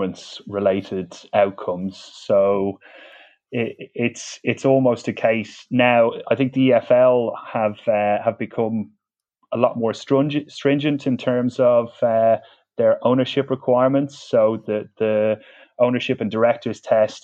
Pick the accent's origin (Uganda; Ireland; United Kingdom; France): Ireland; Dublin, Leinster; accent: Dublin; I grew up in Dublin